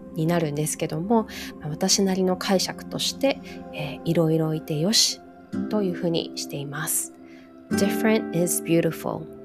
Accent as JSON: {"language": "Japanese", "region": "Hawaii", "country": "United States", "tie": "born or raised there", "said": "人種のるつぼって言われているハワイに育った"}